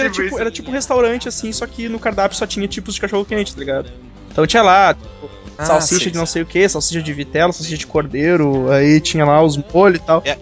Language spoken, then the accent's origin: Portuguese; São Paulo, Brazil; eu sou de São Paulo